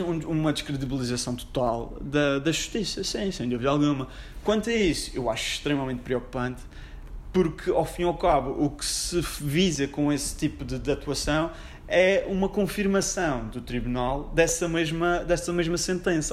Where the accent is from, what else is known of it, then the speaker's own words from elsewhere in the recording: Funchal, Madeira, Portugal; also born or lived in Lisbon; Eu sou do Funchal, tenho 27 anos